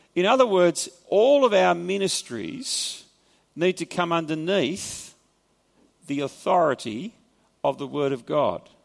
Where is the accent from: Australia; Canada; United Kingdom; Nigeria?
Australia; accent: Australian; first language English; my mother tongue is Australian kind of perverted form of English. And I speak Australian.